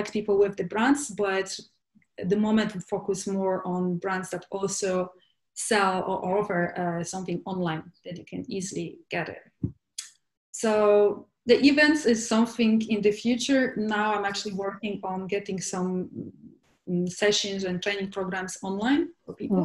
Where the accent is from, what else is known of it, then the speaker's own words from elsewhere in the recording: Poland; moved away as an adult; also born or lived in London, United Kingdom; now in Barcelona, Spain; And I'm originally from Poland. I was born in Poland, and where I spent most of my life.